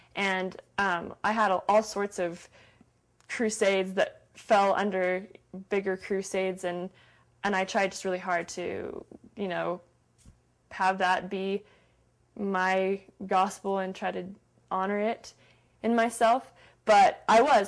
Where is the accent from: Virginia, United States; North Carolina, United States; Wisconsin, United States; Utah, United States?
Utah, United States; Salt Lake City; Salt Lake City, Utah